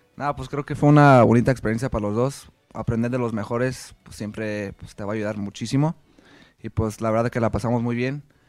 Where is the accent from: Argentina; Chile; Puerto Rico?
Argentina; somos Argentina